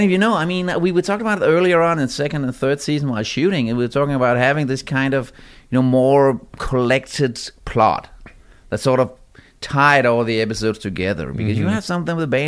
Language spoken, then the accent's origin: English; Denmark; I come from Denmark.